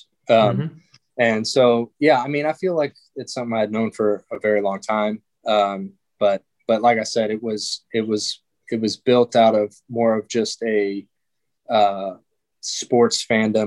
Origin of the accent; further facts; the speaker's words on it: Georgia, United States; also born or lived in Chicago, Illinois; I was born in Chicago, but moved to Georgia when I was young